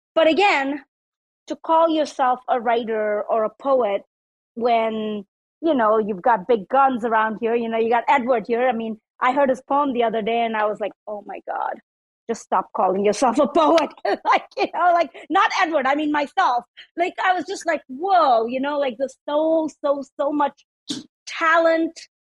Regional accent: South India, India; now in United States; I was born in India. So in India, in South India, they call me …

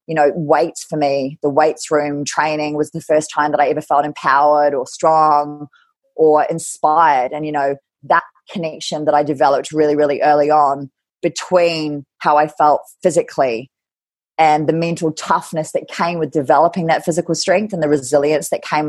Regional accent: Kerikeri, Northland, New Zealand; also born or lived in Scotland / England / Ireland / Germany; So I was born in Scotland, christened in Edinburgh Castle, part of the military. And then I moved around England, Ireland, and Germany in military school till I was 10. And then we moved to New Zealand. And then I went to school. I grew up in Kerikeri in Gisborne

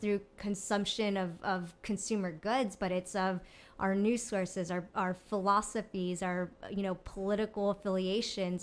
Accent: Mexico; growing up in Mexico

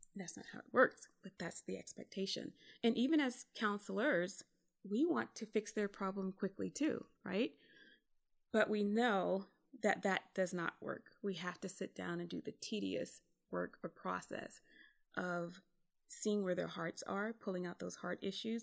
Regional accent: South Carolina, United States; moved away as an adult; also born or lived in California; where I grew up in South Carolina

